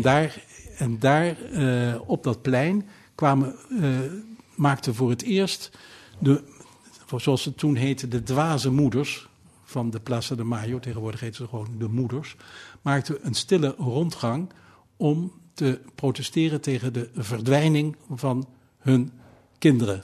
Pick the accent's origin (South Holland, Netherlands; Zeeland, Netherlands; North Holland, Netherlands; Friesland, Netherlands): South Holland, Netherlands; Wassenaar; also born or lived in The Hague / Leiden; Ik ben geboren in, in, in Den Haag en eh, eh, op, op, op, eh, zesjarige leeftijd verhuisd naar Wassenaar. Wassenaar dorp hoor